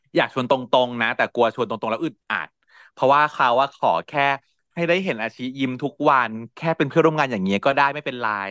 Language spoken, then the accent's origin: Thai; Bangkok, Thailand; เราชาวกรุงเทพ